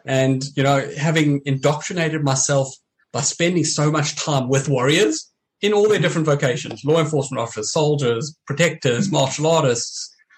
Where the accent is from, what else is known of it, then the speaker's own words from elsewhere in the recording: South Africa; growing up in South Africa and training the way I did